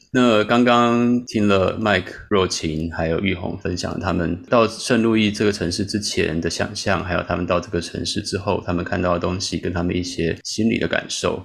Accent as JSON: {"language": "Chinese", "country": "Taiwan", "tie": "born or raised there", "also_born_or_lived": "St. Louis, United States", "moved": "as an adult", "lives_now": "Chicago, United States", "said": "我们过去在台湾长大"}